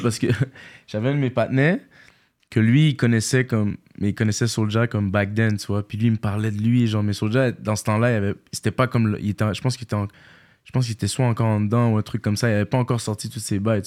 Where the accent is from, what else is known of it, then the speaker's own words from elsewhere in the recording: Montreal, Quebec, Canada; j'ai grandi à Villeray